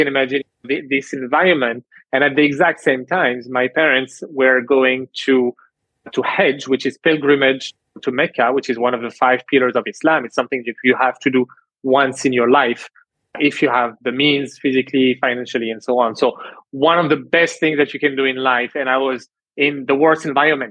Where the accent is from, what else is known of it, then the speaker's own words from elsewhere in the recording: France; moved away as an adult; also born or lived in Canada; growing up in France